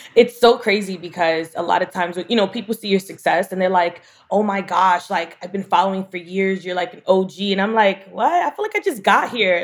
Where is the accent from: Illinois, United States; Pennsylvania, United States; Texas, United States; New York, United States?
New York, United States; New York City; I'm from Bushwick